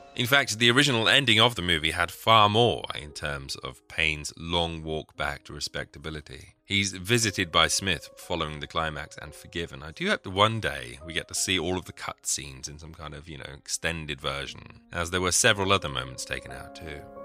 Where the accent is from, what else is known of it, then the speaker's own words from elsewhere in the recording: England, United Kingdom; being an Englishman